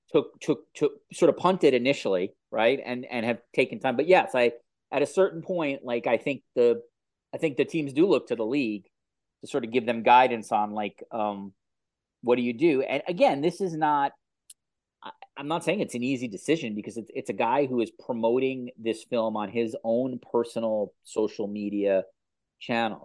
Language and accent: English; New York, United States; as a New Yorker